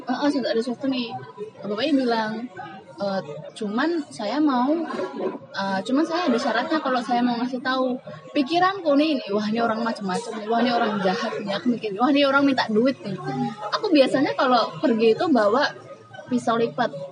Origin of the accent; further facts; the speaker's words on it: Semarang, Central Java, Indonesia; now in Yogyakarta, Indonesia; sama-sama kita orang Semarang